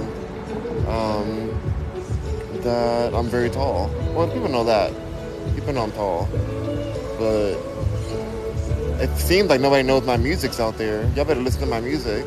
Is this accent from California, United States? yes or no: yes; Los Angeles, California, United States; moved away; I'm from Los Angeles